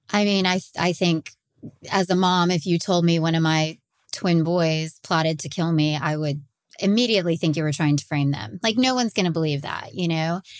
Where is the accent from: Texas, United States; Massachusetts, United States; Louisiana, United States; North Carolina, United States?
Texas, United States; I'm from Texas and, and have been crime reporting here for over twenty years